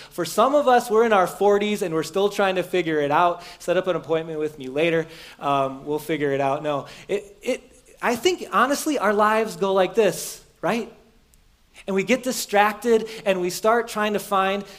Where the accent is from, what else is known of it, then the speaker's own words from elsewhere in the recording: Beaver Dam, Wisconsin, United States; moved away; the house I grew up in in Beaver Dam where my parent, Wisconsin, where my parents don't live anymore